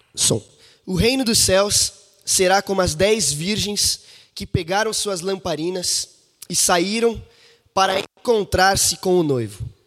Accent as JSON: {"language": "Portuguese", "region": "São Paulo", "country": "Brazil", "moved": "yes", "lives_now": "Belo Horizonte, Brazil", "said": "esse aqui é o meu berço, é de onde vim"}